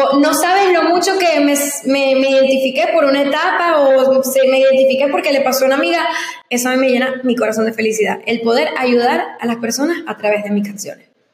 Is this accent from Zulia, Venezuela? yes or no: yes; Ciudad Ojeda, Zulia, Venezuela; also born or lived in San Antonio, Texas / Maracaibo / Cabimas; now in United States; yo me crié toda mi vida en el estado Zulia, específicamente a una hora de Maracaibo, en un lugar llamado Ciudad Ojeda